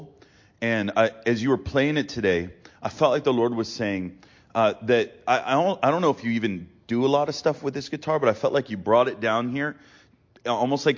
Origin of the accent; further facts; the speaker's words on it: Massachusetts, United States; moved away; also born or lived in Pennsylvania; I'm from Massachusetts